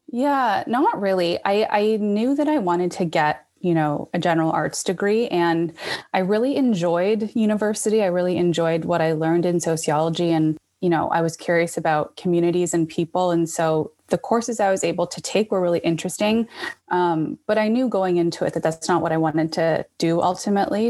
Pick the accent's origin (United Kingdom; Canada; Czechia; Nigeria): Canada; Toronto, Ontario; also born or lived in Vancouver / Halifax / New York; I was born and raised in Toronto